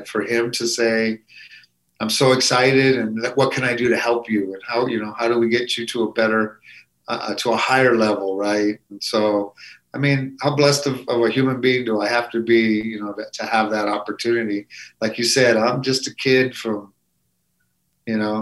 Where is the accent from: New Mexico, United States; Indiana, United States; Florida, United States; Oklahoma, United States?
New Mexico, United States; Albuquerque; accent: Chicano; I don't want to leave my hometown. I don't want to leave Albuquerque, New Mexico.